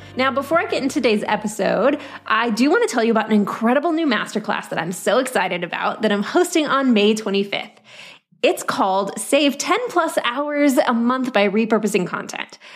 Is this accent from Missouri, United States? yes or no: no; Oklahoma, United States; born or raised there